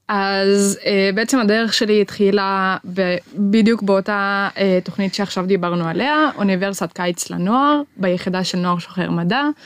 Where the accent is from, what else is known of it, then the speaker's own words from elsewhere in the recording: Maghar, Northern District, Israel; אני מהפריפריה, אני ממע'אר